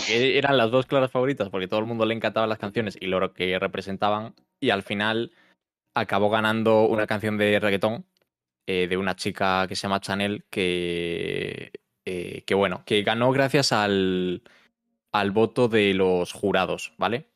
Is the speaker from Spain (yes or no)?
yes; Galicia, Spain; yo soy gallego